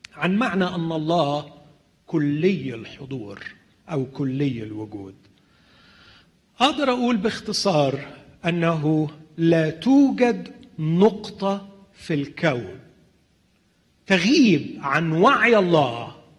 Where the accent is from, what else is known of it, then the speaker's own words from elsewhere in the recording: Alexandria, Alexandria Governorate, Egypt; انا من الناس اللي قضوا طفولتهم في مصر